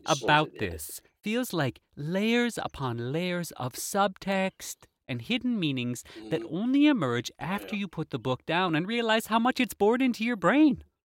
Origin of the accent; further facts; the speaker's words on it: United States; As an American, I would say paprika